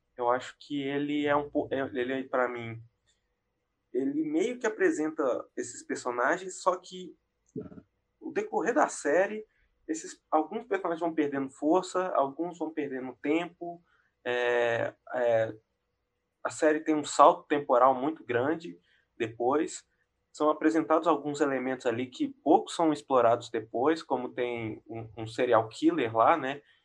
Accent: Brazil; a gente sendo brasileiro

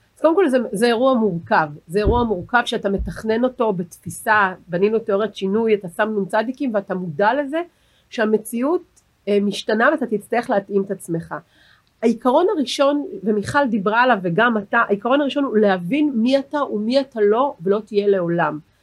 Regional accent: Herzliya, Tel Aviv District, Israel; אני גדלתי בעיר הנכונה הרצליה

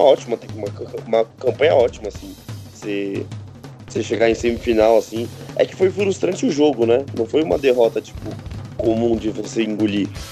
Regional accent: Brazil; a gente é brasileiro, brasileiro analisando

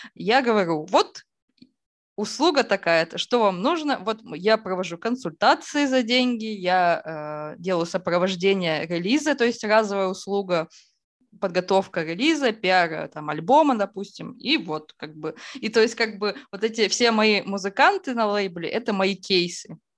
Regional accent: Izhevsk, Udmurt Republic, Russia; я из Ижевска, и да. Ижевск – это столица а, Удмуртской республики, и зима там идет, ну, месяцев пять точно

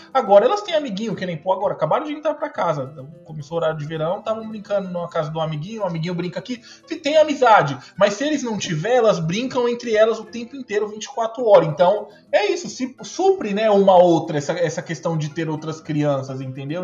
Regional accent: São Paulo, Brazil; moved away as an adult; now in Canada; eu sou de São Paulo capital

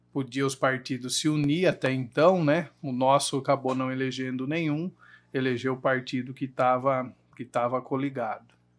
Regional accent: Jundiaí, São Paulo, Brazil; Nasci aqui em Jundiaí, a maior parte do, da minha vida eu morei ali no Engabaú

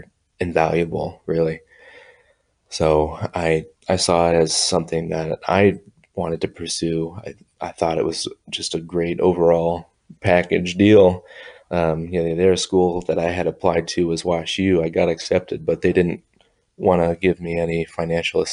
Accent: Bloomington, Illinois, United States; I am from Bloomington Normal, Illinois

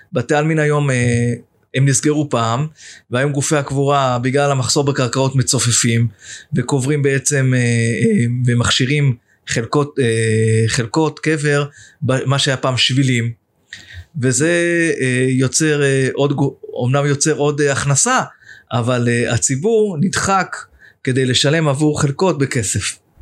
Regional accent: Jerusalem, Jerusalem District, Israel; now in Dolev; ואני ירושלמי, אני בא ממשפחה ירושלמית

